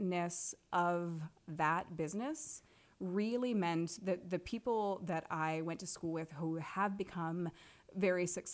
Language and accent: English; Manchester, Iowa, United States; moved away as an adult; also born or lived in Los Angeles / Denver, Colorado; now in Cedar Rapids, United States; my very first job when I was growing up in Manchester, Iowa, was at the Manchester Public Library